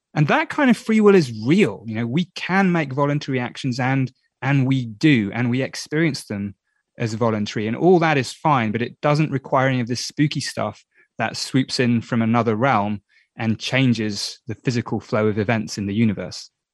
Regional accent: England, United Kingdom; I'm English.

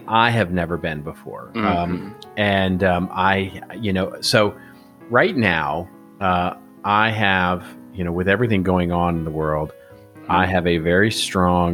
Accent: United States; I'm American

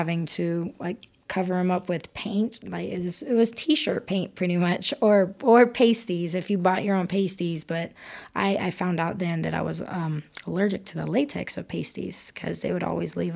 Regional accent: Dallas, Texas, United States; moved away as an adult; now in Odessa, United States; I'm originally from Dallas area

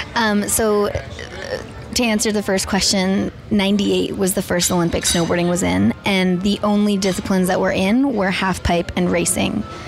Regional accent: Whistler, British Columbia, Canada; I am from Whistler, British Columbia. I grew up skiing and figure skating

